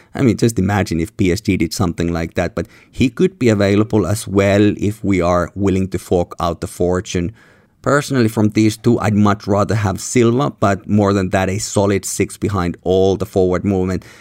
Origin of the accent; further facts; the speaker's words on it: Helsinki, Uusimaa, Finland; where I'm recording here in my hometown, Helsinki